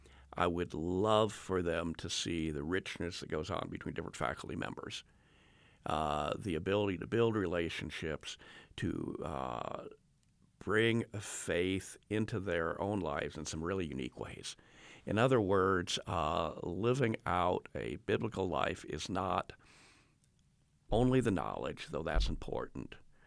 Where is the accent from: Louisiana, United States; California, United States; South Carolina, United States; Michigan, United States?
California, United States; I grew up in Southern California in the 1960s.